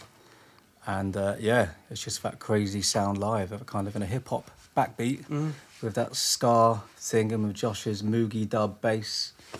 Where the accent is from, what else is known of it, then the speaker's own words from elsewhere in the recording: London, United Kingdom; we're from here.